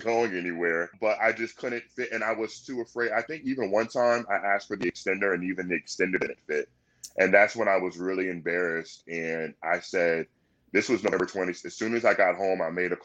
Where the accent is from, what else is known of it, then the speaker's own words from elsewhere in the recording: Virginia Beach, Virginia, United States; I'm born and raised in Virginia Beach